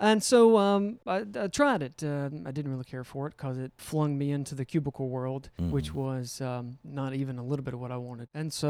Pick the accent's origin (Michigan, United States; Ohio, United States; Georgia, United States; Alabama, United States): Alabama, United States; Yes. Born and raised in St. Clair County. Our family has been in Alabama since 1821.